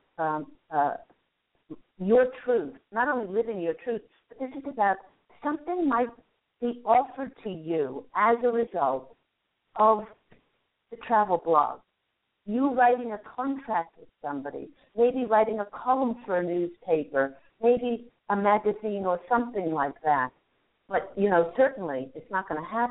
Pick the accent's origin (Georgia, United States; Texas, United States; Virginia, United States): Virginia, United States; moved away; Virginia, where I spent a lot of my youth